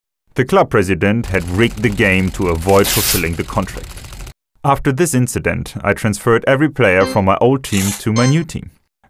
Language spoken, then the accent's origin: English; Colombia; I'm from Colombia, and I live in Bogota.